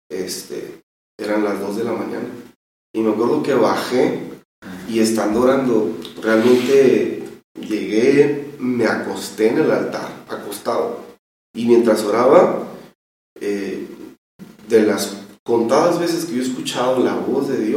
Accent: Tijuana, Baja California, Mexico; yo soy de Tijuana.

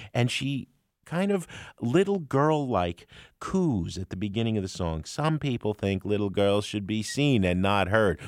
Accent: United States; I grew up in the New York, New Jersey area.

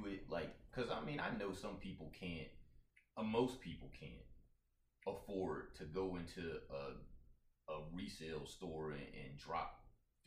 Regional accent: Virginia, United States; also born or lived in Puerto Rico; growing up in Virginia

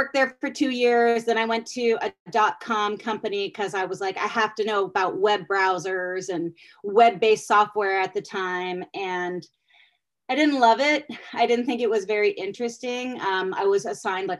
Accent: Pittsburgh, Pennsylvania, United States; moved away as an adult; also born or lived in University of Virginia; I'm actually from Pittsburgh

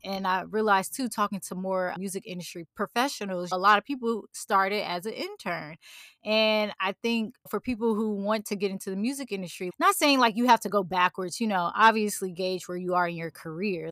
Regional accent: St. Louis, Missouri, United States; I wanna start a foundation here in Saint Louis for music programs for young women

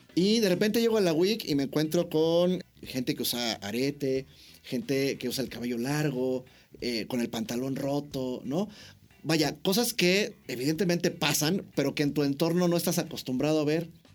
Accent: Mexico; como buen mexicano

